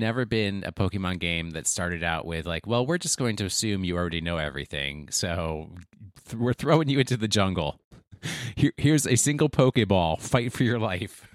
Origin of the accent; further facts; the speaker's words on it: United States; I pronounce it as an American would